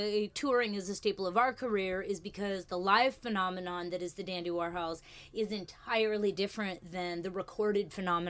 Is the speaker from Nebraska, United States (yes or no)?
no; Washington, United States; In Washington, just 45 minutes north of Portland.